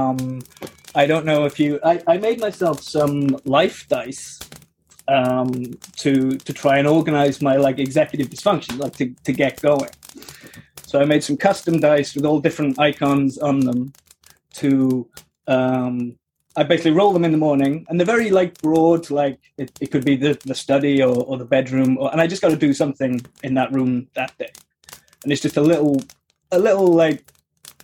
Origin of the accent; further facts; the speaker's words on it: United Kingdom; I'm very British